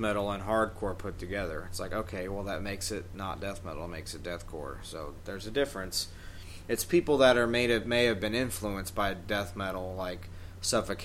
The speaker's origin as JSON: {"language": "English", "region": "New York", "country": "United States", "said": "I'm fucking New Yorker"}